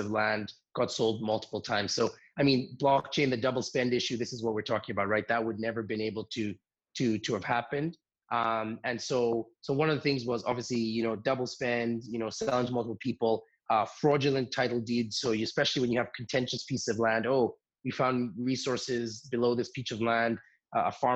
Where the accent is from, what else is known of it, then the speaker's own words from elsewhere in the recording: Kenya; moved away as an adult; now in Vancouver, Canada; So I'm from Kenya